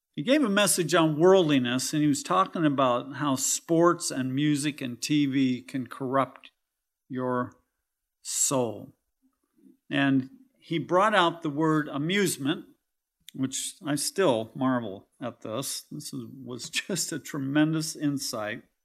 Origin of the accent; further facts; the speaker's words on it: California, United States; now in Kentucky, United States; I'm from California